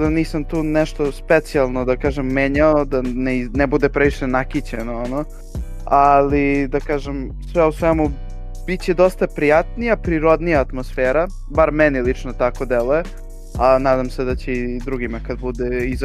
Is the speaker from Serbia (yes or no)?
yes; Belgrade, Serbia; mi samo beograđani